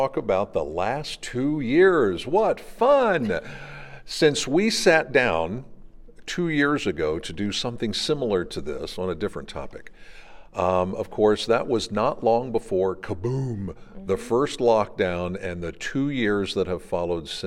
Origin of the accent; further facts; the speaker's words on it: Pennsylvania, United States; I'm from Pennsylvania